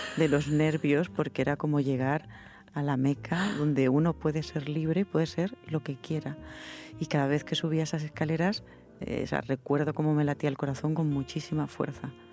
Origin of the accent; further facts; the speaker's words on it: Granada, Andalusia, Spain; now in Madrid, Spain; Yo me, me eduqué, me crié en Granada, eh, en provincias, que no es lo mismo que criarse aquí en Madrid